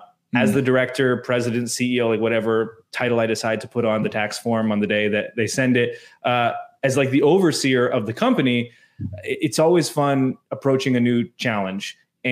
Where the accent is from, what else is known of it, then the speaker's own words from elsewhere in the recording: Canada; I am Canadian. I understand we are more progressive typically this side of the continent.